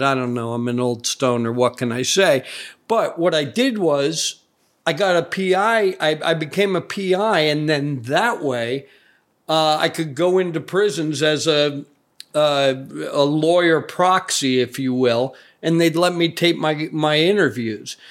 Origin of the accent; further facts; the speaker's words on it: Providence, Rhode Island, United States; I grew up in Providence, Rhode Island, the original crime town